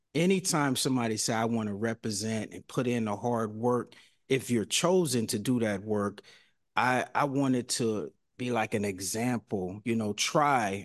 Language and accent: English; Mississippi, United States; now in San Francisco, United States; I'm from Mississippi too